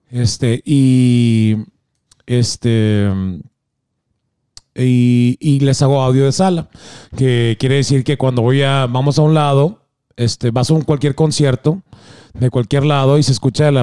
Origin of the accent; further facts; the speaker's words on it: Laredo, Texas, United States; now in Nashville, United States; Gracias, gracias. Y soy de Laredo.